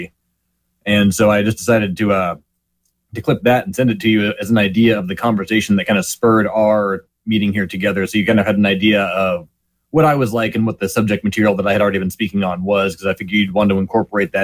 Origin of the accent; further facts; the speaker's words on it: California, United States; I'm from California